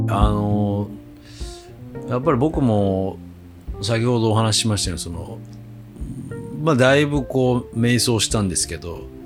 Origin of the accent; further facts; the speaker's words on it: Kochi, Japan; moved away; 僕はもう高知、高知県出身の